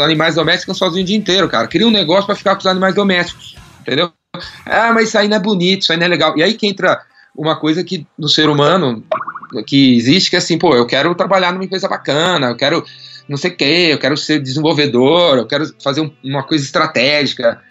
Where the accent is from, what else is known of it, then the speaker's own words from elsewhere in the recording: São Paulo, Brazil; eu sou de São Paulo, sou paulistano